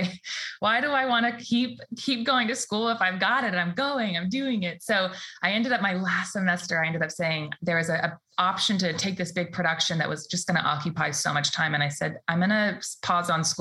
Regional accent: the Bay Area, California, United States; I born and raised here in the Bay

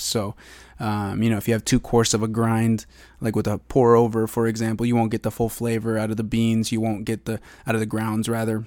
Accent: eastern Washington, United States; now in Seattle, United States; back home in eastern Washington, uh, to my hometown

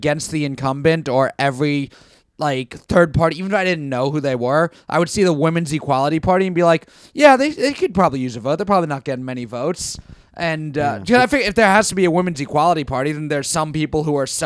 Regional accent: New York City, New York, United States; he's like from the same hometown as me in Queens, and we just start talking about growing up in Bayside

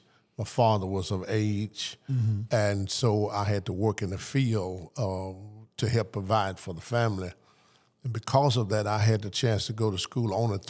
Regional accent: Arlington, Tennessee, United States; born there; I was born in Arlington, Tennessee.

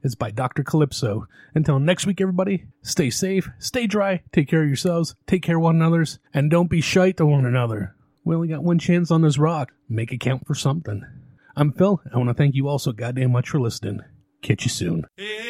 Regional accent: Canada; now in United States; Where I grew up in Canada

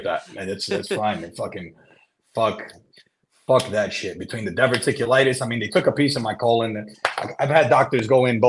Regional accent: New Jersey, United States

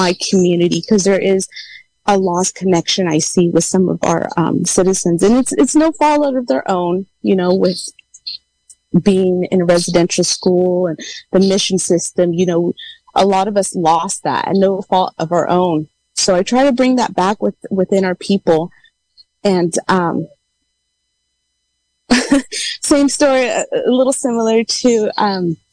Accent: Yosemite, California, United States; also born or lived in San Jose, California; I was born in San Jose, California, but I was raised in Yosemite

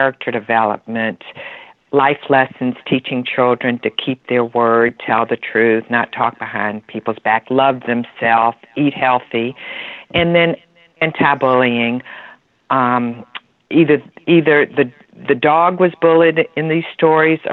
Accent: Atlanta, Georgia, United States; We're from Atlanta, Georgia

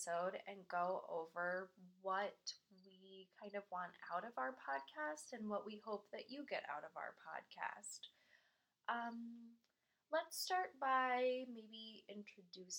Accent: Midwest, United States; moved away; I grew up in the Midwest

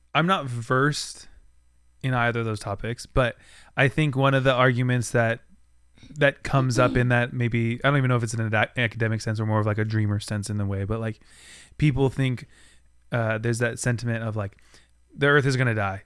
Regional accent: United States; on our continent as an American

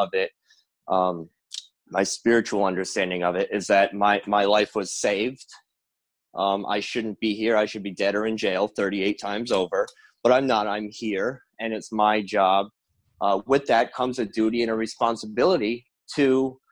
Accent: Rhode Island, United States; I'm from Rhode Island. I work here

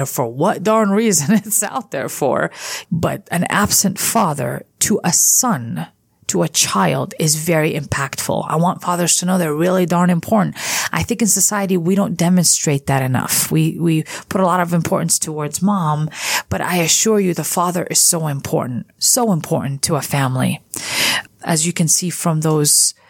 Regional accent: California, United States; I grew up in California

